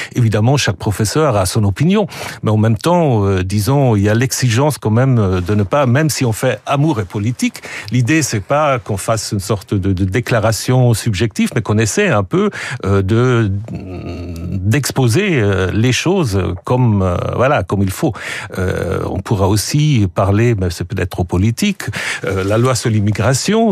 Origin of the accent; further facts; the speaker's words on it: Switzerland; also born or lived in Germany; now in France; je suis suisse, euh, je suis double nationalité, suisse et allemand